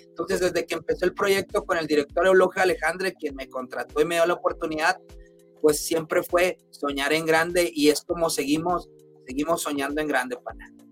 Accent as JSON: {"language": "Spanish", "region": "Chihuahua", "country": "Mexico", "tie": "born or raised there", "moved": "yes", "lives_now": "Utah, United States", "said": "de donde yo soy originario, de Chihuahua, Chihuahua"}